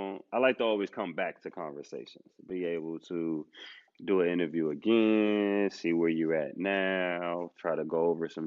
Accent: New York, United States; I'm from New York

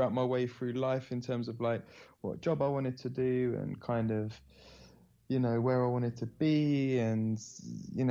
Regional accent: London, United Kingdom; born and raised in London

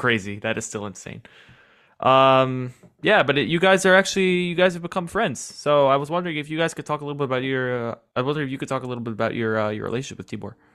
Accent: New York City, New York, United States; I'm, I'm from New York City

